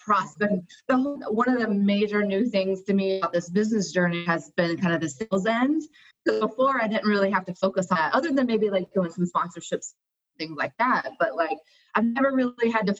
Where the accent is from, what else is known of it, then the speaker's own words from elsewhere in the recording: North Carolina, United States; moved away as an adult; also born or lived in Costa Rica / Spain; now in Atlanta, United States; I grew up in North Carolina